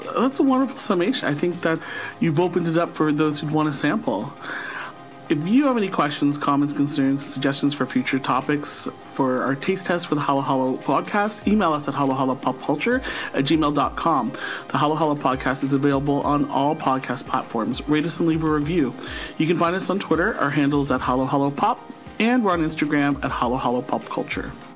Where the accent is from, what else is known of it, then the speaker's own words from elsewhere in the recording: St. Catharines, Ontario, Canada; now in Ottawa, Canada; born and raised in Saint Catharines, Ontario, and now living in the nation's capital of Ottawa